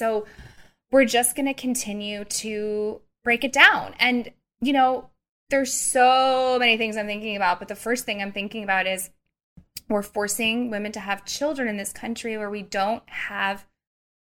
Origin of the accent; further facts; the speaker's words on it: Missouri, United States; I'm also from Missouri